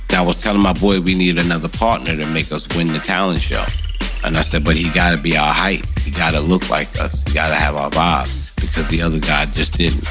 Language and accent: English; New York City, New York, United States; born or raised there